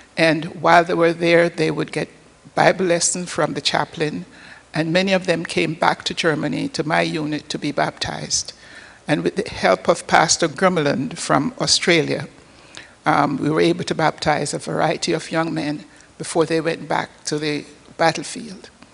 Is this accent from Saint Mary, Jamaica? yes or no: yes; Port Maria, Saint Mary, Jamaica; moved away; I was born in an, on the northern coast of Jamaica, a little village called Port Maria